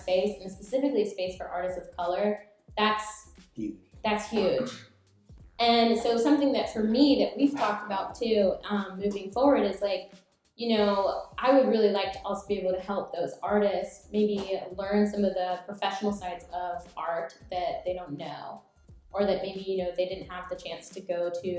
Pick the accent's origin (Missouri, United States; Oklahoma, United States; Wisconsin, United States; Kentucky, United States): Oklahoma, United States; moved away as an adult; also born or lived in Japan; I'm from Oklahoma